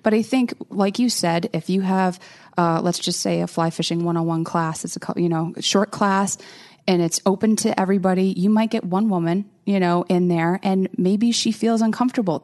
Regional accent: outside of Boston, Massachusetts, United States; also born or lived in Rhode Island; I grew up outside of Boston.

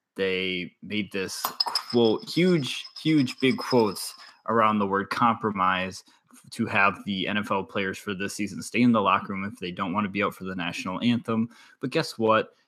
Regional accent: Wisconsin, United States; I'm from Wisconsin

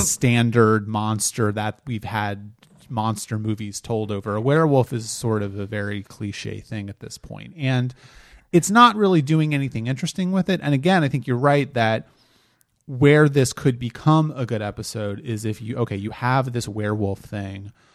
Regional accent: Delaware, United States; I grew up in Delaware

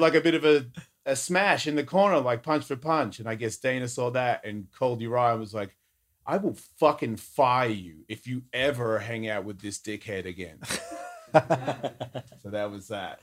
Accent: Australia; my mum's a New Zealander and I was born in Australia

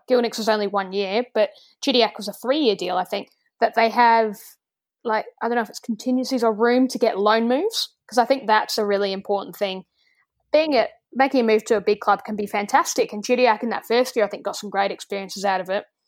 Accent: Australia; we're Australian

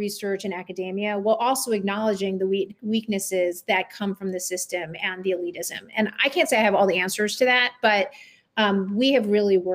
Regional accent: New York City, New York, United States; I grew up in Brooklyn

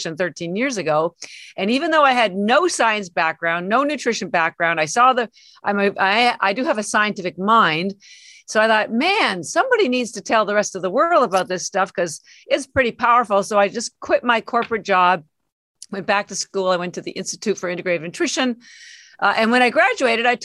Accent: Canada; moved away as an adult; now in Boston, United States; I live in Boston. I've been here 33 years, but I'm actually Canadian, and all my family's still in Canada

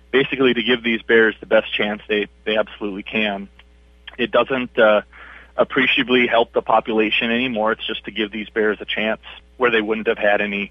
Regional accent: Oak Grove, Minnesota, United States; also born or lived in Hibbing, Minnesota; I grew up in Oak Grove, Minnesota, just on the north end of the suburbs of the Twin Cities.

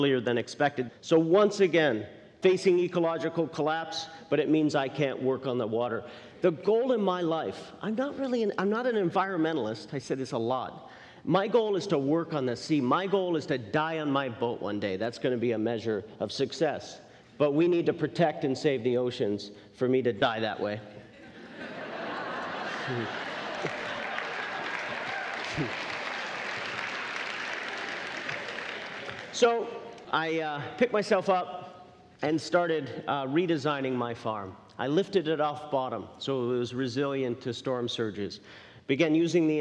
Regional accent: Newfoundland and Labrador, Canada; moved away; I was born and raised in Newfoundland, Canada, dropped out of high school when I was 14 and headed out to sea

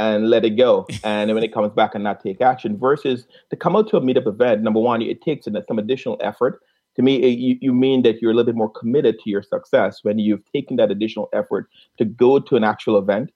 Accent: Guyana; accent: Caribbean; I'm from a small country in South America. Called Guyana

